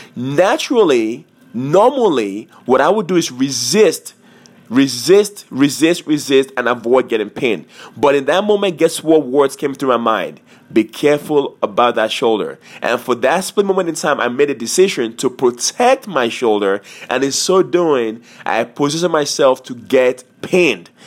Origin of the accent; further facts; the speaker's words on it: Montgomery County, Maryland, United States; I am from Montgomery, Montgomery, County, Maryland